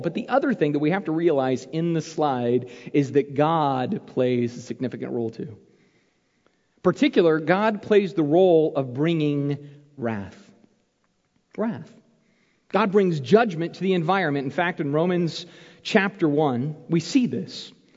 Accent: Arizona, United States; When I was a kid growing up in Arizona

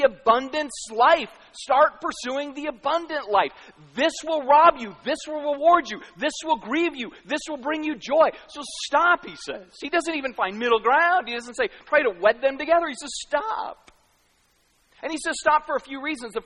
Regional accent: United States; I'm American

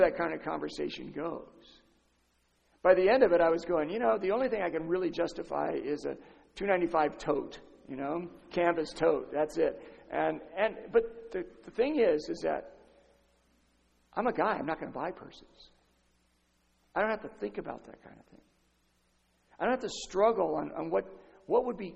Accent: San Diego, California, United States; I'm from San Diego. I live 20 minutes from Tijuana.

